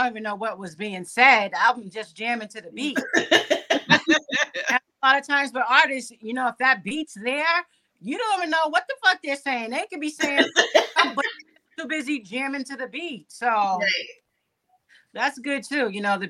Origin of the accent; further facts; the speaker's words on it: Boston, Massachusetts, United States; Up in Hyde Park, but live in Dorchester now